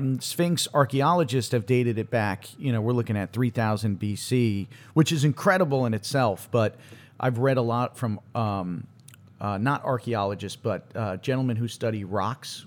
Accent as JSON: {"language": "English", "region": "Connecticut", "country": "United States", "tie": "born or raised there", "said": "growing up in Connecticut, gr, I went to school in Connecticut."}